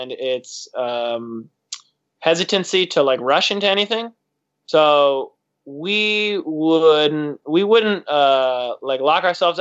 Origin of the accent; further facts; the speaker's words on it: Detroit, Michigan, United States; moved away; I'm originally from Detroit